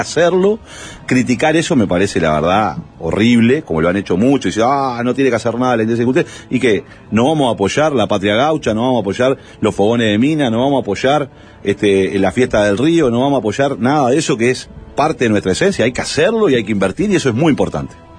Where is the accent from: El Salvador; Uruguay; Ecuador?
Uruguay; Montevideo; yo vengo de la Gruta de Lourdes